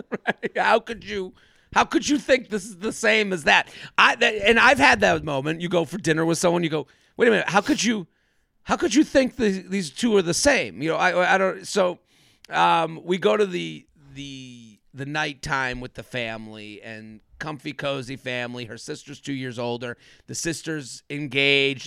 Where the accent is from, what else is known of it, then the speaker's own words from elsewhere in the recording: outside of Boston, Massachusetts, United States; I'm from outside of Boston, so I'm from the New England area